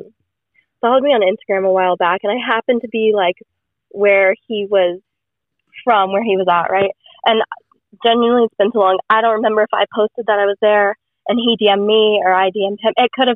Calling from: the South, United States; So I'm just gonna say the Southern United States.

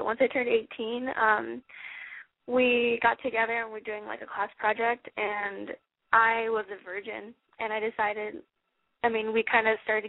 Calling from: San Francisco, California, United States; I'm calling from San Francisco, actually.

